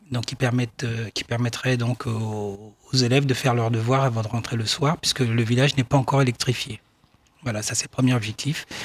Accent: Aouniansou, Lacs District, Côte d’Ivoire; Voilà, donc je suis euh, d'Aouniansou. Aouniansou, c'est euh, une des 73 euh, localités que compose la ville de Dimokro, qui est au centre de la Côte d'Ivoire.

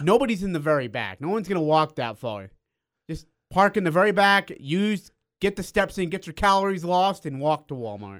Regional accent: India; now in Utah, United States; I'm from India

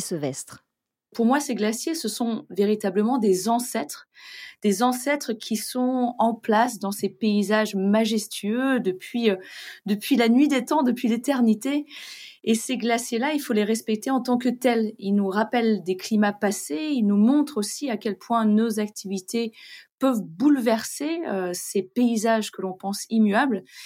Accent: France; chez nous en France

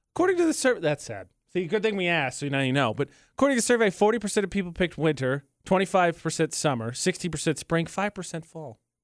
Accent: Indiana, United States; moved away as an adult; now in Utah, United States; I've got an Indiana area code

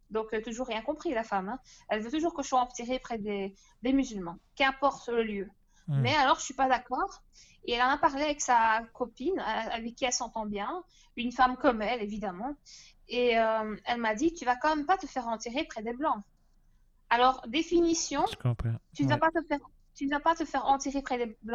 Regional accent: Turkey; Euh, je suis turque.

